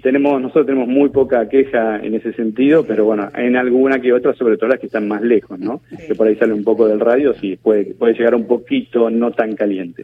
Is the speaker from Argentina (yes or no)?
yes; Argentina